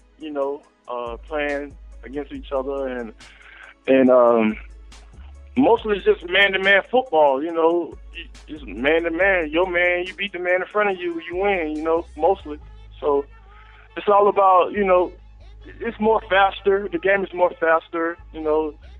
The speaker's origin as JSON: {"language": "English", "town": "Dothan", "region": "Alabama", "country": "United States", "tie": "born or raised there", "moved": "as an adult", "lives_now": "Philadelphia, United States", "said": "I'm from Dothan, Alabama, born and raised, you know, from down south"}